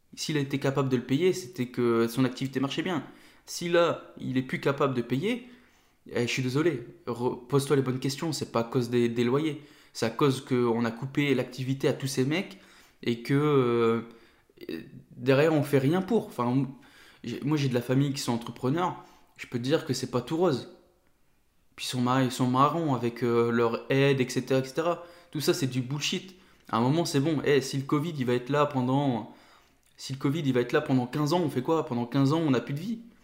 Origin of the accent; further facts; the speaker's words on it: Nord, Hauts-de-France, France; now in Ain, France; j'habite dans l'Ain, mais je suis originaire du Nord